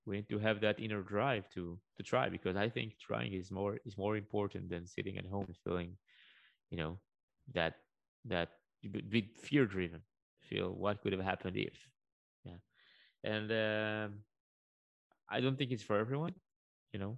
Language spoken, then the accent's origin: English; Israel; I come from Israel. Life is not always easy over here